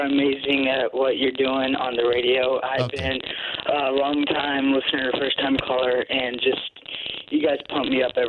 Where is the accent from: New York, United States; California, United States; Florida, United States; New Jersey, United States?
Florida, United States; Sarasota; I'm calling from my hometown in Sarasota, Florida.